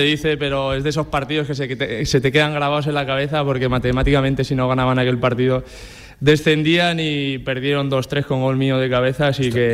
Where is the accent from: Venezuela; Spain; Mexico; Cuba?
Spain; Fuentes de Ebro, Aragon; moved away; mi pueblo